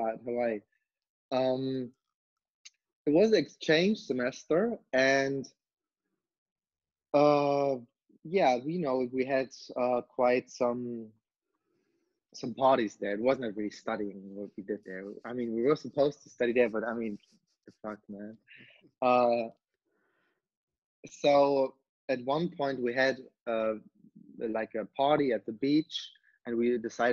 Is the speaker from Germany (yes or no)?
yes; East Germany, Germany; also born or lived in Berlin; I'm born and raised in East Germany